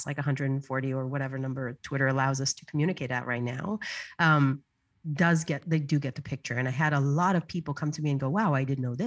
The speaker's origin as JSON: {"language": "English", "country": "Israel", "tie": "born or raised there", "moved": "as an adult", "lives_now": "United States", "said": "So I was born and raised in Israel, and I moved to the States in my early teens, 20s"}